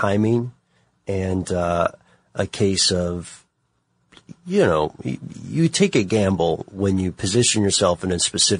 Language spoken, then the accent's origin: English; Nashville, Tennessee, United States; born or raised there